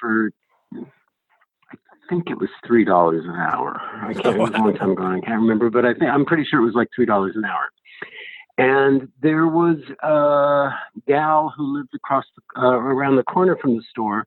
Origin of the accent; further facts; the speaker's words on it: Los Angeles, California, United States; I grew up in Los Angeles with the Hollywood sign outside my bedroom window